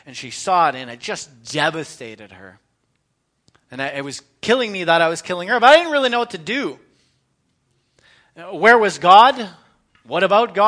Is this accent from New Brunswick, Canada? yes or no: no; London, Ontario, Canada; moved away; also born or lived in Edmonton / Meaford; I was born in 1980 in London, Ontario. I was raised primarily by my mom.